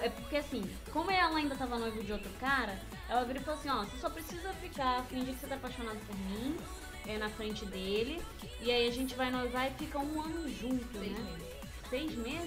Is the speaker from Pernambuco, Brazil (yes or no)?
no; Rio de Janeiro, Brazil; eu sou, sou do Rio de Janeiro